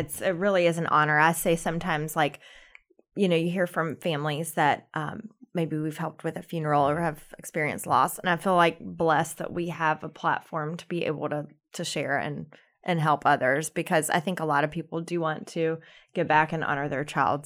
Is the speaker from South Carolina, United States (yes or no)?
yes; South Carolina, United States; now in Charlotte, United States; we're both from South Carolina